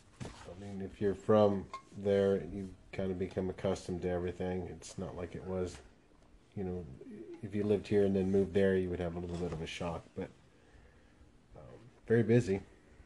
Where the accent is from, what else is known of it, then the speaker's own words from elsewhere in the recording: Torrance, California, United States; moved away; In California, Los Angeles area. I was born in Torrance, California, and January 31st, 1973.